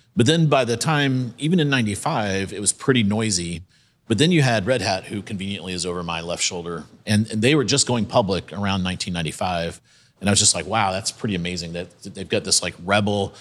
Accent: South Carolina, United States; moved away; I'm from South Carolina, so went to the University of South Carolina

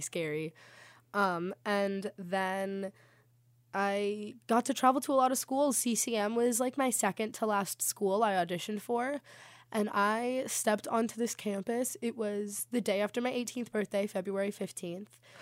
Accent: South Florida, United States; moved away as an adult; I am actually from South Florida

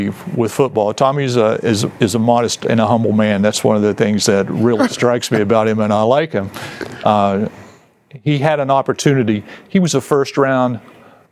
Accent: West Virginia, United States; I was a kid, I grew up in West Virginia

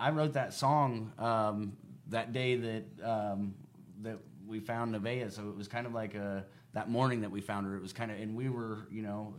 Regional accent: Elwood, United States; born or raised there

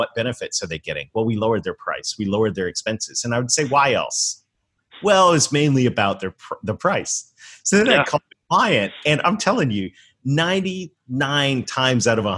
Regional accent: Canada; I was raised in Canada

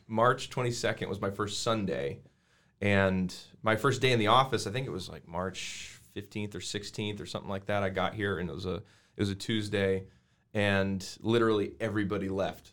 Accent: Arvada, Colorado, United States; I grew up in Arvada, Colorado

